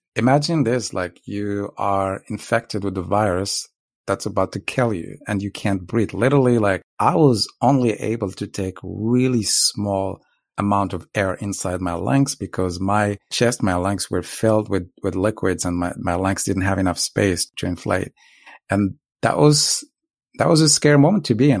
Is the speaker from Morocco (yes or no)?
yes; Morocco; now in Los Angeles, United States; I'm originally from Morocco. Uh, I was born to a very poor family on very poor village in the south and grew up, uh, in a very tough environment